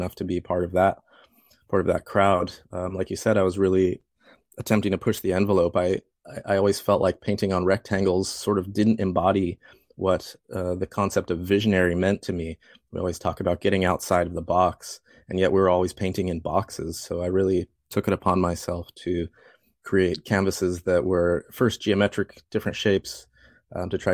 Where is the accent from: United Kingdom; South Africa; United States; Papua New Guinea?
United States; Fort Collins, Colorado; moved away; I grew up in Fort Collins, and I was always an artist